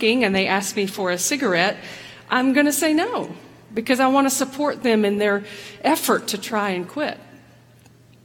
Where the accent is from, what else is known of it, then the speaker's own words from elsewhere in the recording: the South, United States; I grew up in the South. I grew up as a woman in the South